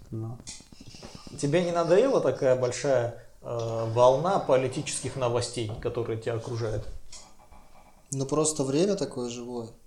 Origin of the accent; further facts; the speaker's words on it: Armenia; один из учредителей компании Нубаров и я, армянин.